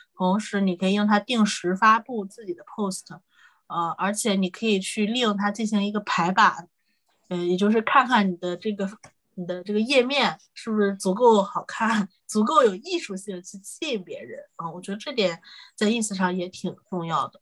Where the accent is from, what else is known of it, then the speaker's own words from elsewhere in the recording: Shandong, China; also born or lived in Northeast China / United Kingdom; now in Hangzhou, China; 我是山东人，然后老家是东北的，但是我现在在杭州，所以就是从北到南的一个转化